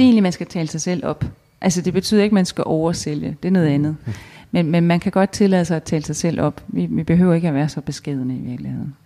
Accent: Denmark

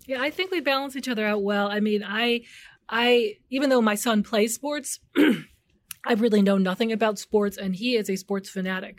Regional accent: Chicago, Illinois, United States; I grew up in the North Park area, so it's a really sleepy area, sort of known for maybe W T D W or Northeastern Illinois University

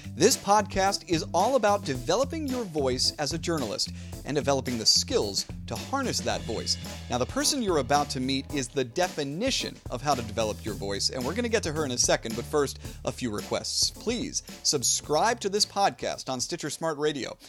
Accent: New Jersey, United States; moved away; I grew up in New Jersey

